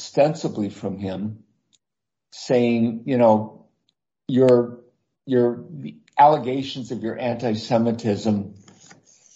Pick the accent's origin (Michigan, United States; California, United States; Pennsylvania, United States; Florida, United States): Michigan, United States; Lansing; moved away; my hometown, Lansing, Michigan